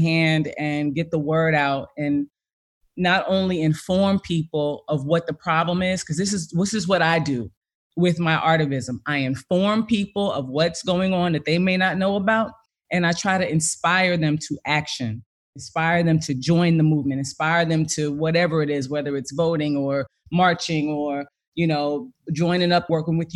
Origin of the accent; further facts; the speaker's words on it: East Orange, New Jersey, United States; I'm from East Orange, New Jersey